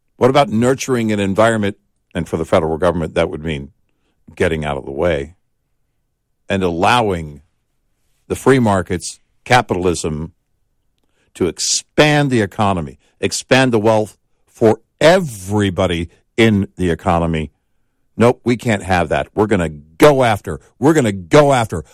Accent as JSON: {"language": "English", "area": "Tornado Alley", "region": "Great Plains", "country": "United States", "tie": "born or raised there", "said": "growing up in Tornado Alley"}